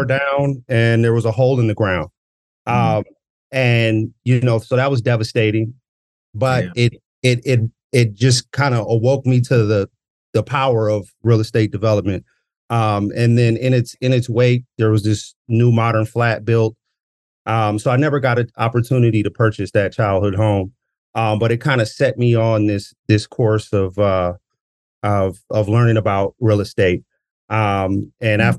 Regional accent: Minneapolis, Minnesota, United States; Born and bred in South Minneapolis

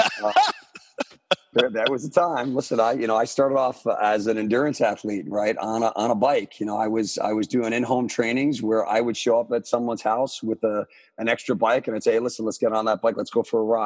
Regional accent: Armonk, New York, United States; my hometown, which is Armonk, New York, back in Westchester County

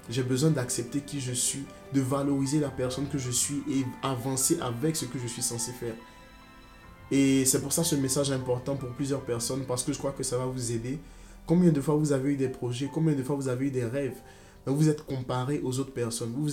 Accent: Côte d’Ivoire; moved away as an adult; now in France; J'ai grandi en Côte d'Ivoire. Je suis né en Côte d'Ivoire. J'ai grandi en Côte d'Ivoire. Et là, maintenant, je suis en France. J'ai fait euh, jusqu'au bac en Côte d'Ivoire. Et après, je suis venu en France.

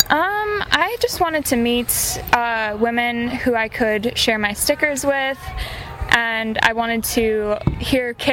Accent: Midwest, United States; Um, I'm from the Midwest.

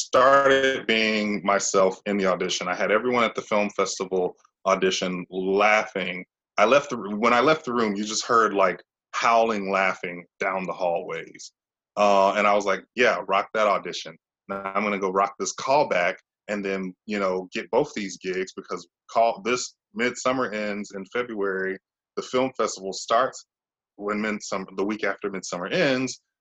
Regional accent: Mississippi, United States; moved away as an adult; also born or lived in Tennessee / New York City; I'm from Mississippi. That's where I am now.

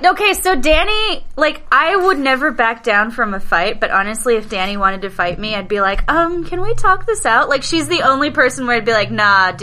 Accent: Southern Orange County, California, United States; Well, I mean, like, I'm Latina, but I grew up in Southern Orange County, so I had, like, all the privilege, and, like, it doesn't matter. Like, I was raised by upper middle class white people

